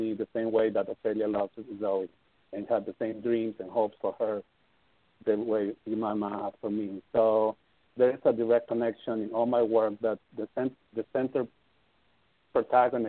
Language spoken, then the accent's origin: English; Peru; also born or lived in Amsterdam; now in Los Angeles, United States; I'm from Peru. So I went to my country